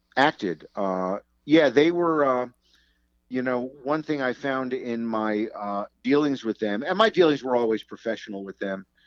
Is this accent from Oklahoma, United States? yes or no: no; Englishtown, New Jersey, United States; also born or lived in Newark, New Jersey; I was born in Newark, New Jersey, but we moved when I was about one to Englishtown, New Jersey